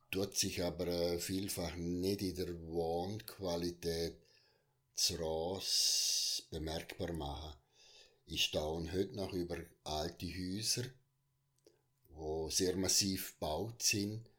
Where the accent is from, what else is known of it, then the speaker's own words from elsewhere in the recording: Unterland, Liechtenstein; weil ich bin sehr kontaktfreundlich und im Unterland aufgewachsen, aber im Oberland ja, vor allem mit Schule, oder?